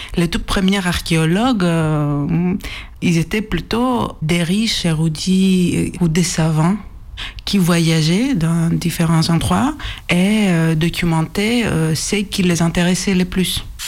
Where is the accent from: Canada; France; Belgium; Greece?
Greece; accent: Greek; French is a second language; moved away; mon accent est grec